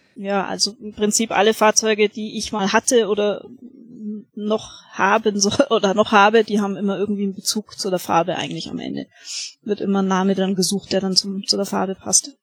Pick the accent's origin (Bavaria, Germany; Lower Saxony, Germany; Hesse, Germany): Bavaria, Germany; Augsburg; bei uns in Augsburg